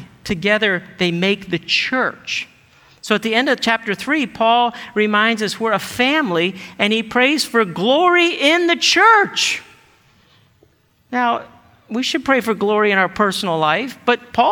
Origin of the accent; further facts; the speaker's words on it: United States; we're American and individualistic culture